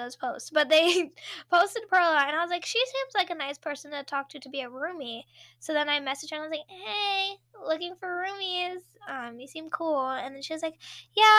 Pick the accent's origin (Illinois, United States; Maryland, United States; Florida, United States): Maryland, United States; moved away as an adult; now in California, United States; I'm from Maryland